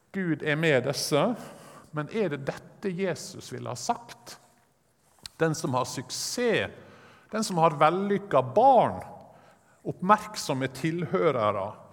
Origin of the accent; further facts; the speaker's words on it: Sunnmøre, Møre og Romsdal, Norway; jeg er sunnmøring